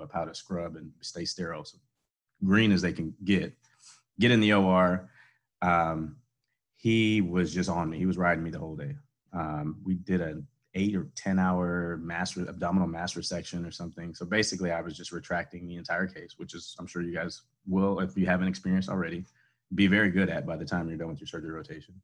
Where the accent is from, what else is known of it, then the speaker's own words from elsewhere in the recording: Houston, Texas, United States; moved away as an adult; also born or lived in Shreveport, Louisiana / Gainesville, Florida; now in Harlingen, United States; I grew up in Houston